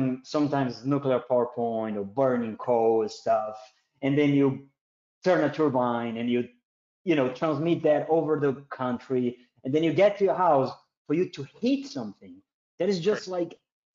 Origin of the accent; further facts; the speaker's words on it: South Region, Brazil; moved away; I'm third generation of German back in Brazil. Actually, so. In the south of Brazil